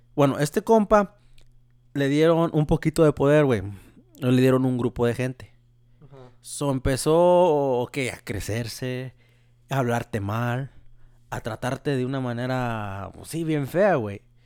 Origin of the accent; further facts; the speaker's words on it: Mexico; moved away; yo soy mexicano